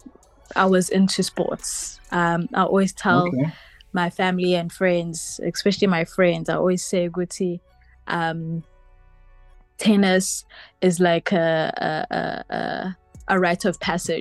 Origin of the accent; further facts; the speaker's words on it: Durban, KwaZulu-Natal, South Africa; also born or lived in Amanzimtoti; I'm from Durban. I reside in Amanzimtoti